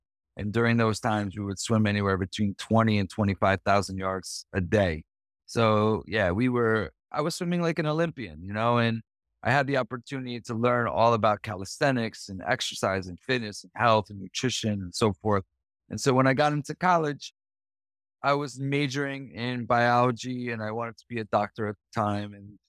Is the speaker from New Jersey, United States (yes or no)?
yes; New Jersey, United States; So I grew up in New Jersey.